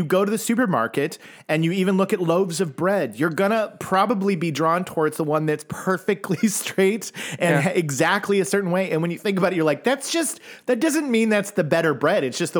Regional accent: United States; growing up as an American

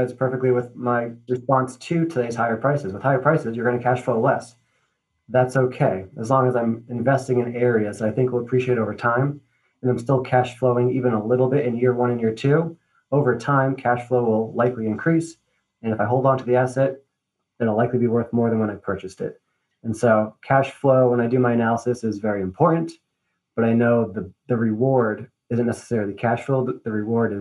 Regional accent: Newburyport, Massachusetts, United States; My hometown of Newburyport, Massachusetts

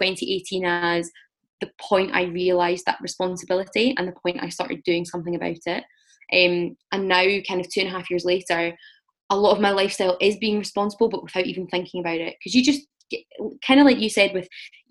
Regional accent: Scotland, United Kingdom; I'm from Scotland

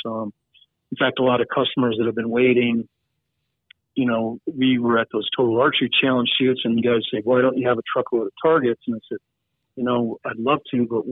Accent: Nevada, United States; now in Montana, United States; We're from Nevada

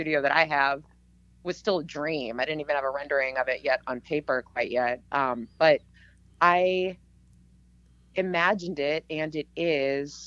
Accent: Massachusetts, United States; moved away as an adult; now in Palmer, United States; I grew up back east in Massachusetts

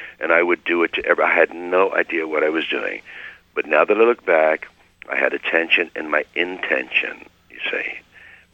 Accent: Hopewell, New Jersey, United States; I grew up in Hopewell, New Jersey

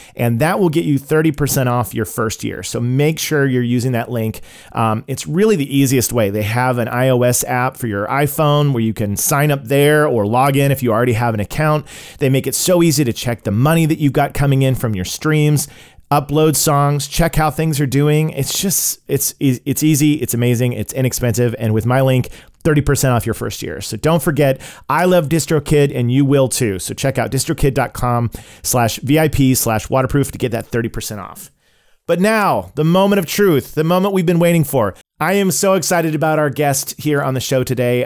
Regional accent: Oklahoma, United States; I grew up in Oklahoma

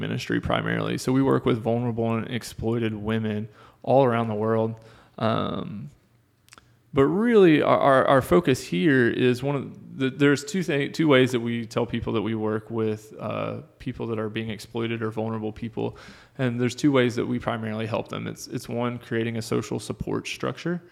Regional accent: North Carolina, United States; moved away as an adult; now in Maryville, United States; I am originally from North Carolina. That's where my parents still live

